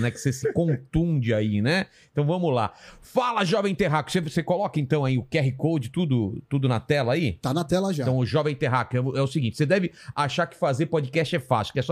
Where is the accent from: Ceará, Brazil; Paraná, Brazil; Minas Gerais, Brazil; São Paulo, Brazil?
São Paulo, Brazil; Penápolis; born there; Eu nasci em Penápolis.